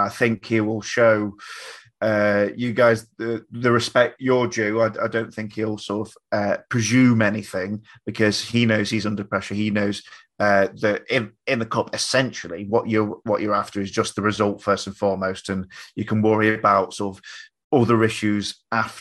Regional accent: Blackpool, North West England, United Kingdom; also born or lived in Lancaster; I'm from the Fylde coast originally. So I'm born in Blackpool.

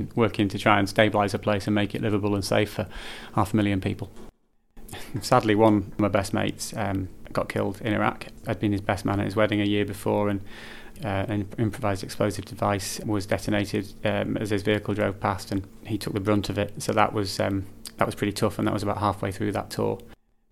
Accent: Morecambe, North West England, United Kingdom; also born or lived in Caton / Heysham / Bolton-le-Sands / Garstang; I'm from Morecambe and Lancashire really. Grew up in the area, born in Lancashire

